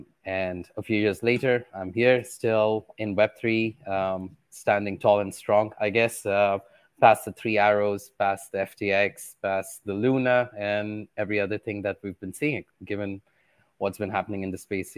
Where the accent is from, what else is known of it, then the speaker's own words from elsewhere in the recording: Qatar; Well, born and raised in Qatar.